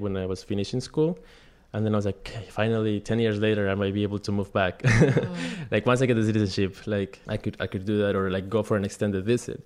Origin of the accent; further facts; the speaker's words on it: Quindío, Colombia; now in New York, United States; There are relatively small places in, in Quindío, Colombia, which is the smallest state and it's very pretty rural. My grandpa grows coffee, the coffee mm-hmm. farm, and I grew up kind of like in that a lot of greenery